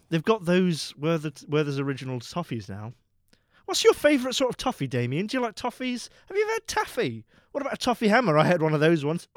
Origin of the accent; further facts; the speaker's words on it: United Kingdom; I am a British man